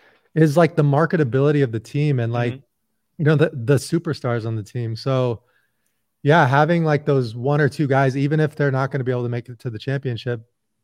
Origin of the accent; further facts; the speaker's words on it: Indiana, United States; So I'm 40 right now. And so I grew up with like the Bulls in the 90s and I grew up in Indiana.